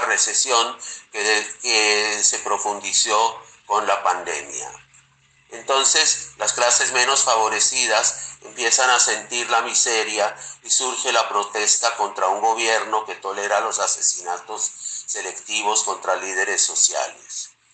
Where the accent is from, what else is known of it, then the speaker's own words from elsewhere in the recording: Colombia; moved away; los colombianos que estamos lejos de la patria